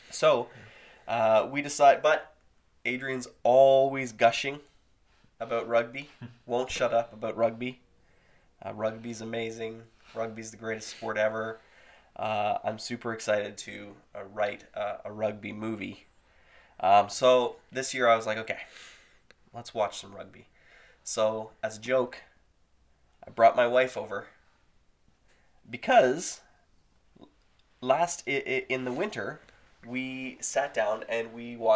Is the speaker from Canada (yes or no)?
yes; Canada; We're Canadian filmmakers